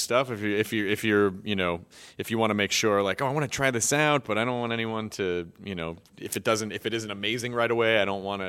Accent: Memphis, Tennessee, United States; I'm from Memphis, yeah. So I know

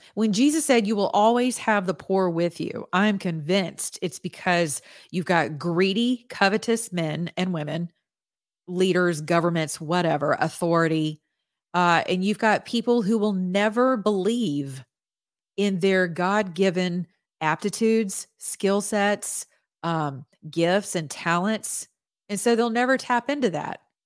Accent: United States; as an American citizen

